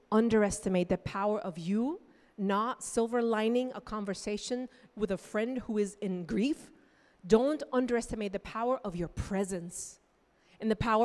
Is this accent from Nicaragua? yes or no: yes; Nicaragua; moved away as an adult; now in United States; I grew up in Nicaragua